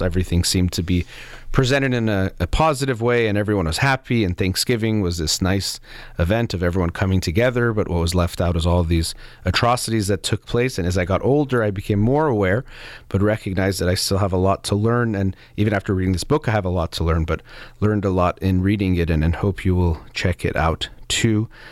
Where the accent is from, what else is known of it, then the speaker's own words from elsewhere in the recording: United States; growing up in the United States